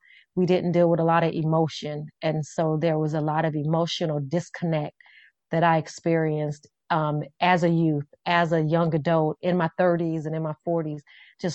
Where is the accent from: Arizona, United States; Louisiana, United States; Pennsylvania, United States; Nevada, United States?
Nevada, United States; Las Vegas; growing up, I grew up in Las Vegas. We call it Vegas.